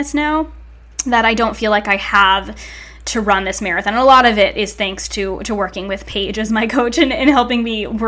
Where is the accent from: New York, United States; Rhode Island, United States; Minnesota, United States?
Rhode Island, United States; Narragansett; I grew up in New England, right by the beach in this tiny little beachside town called Narragansett.